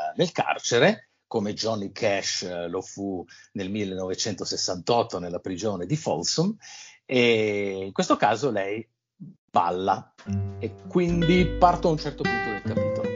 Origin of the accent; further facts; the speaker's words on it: L'Aquila, Abruzzo, Italy; io sono nato all'Aquila